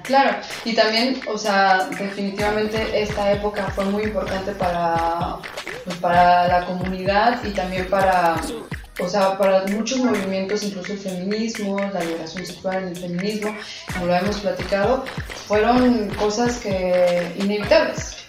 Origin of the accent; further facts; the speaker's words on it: Mexico; nosotros como mexicanos